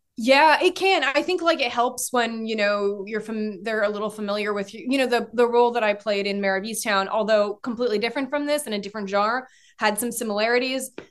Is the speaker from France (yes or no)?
yes; France; moved away; I grew up in France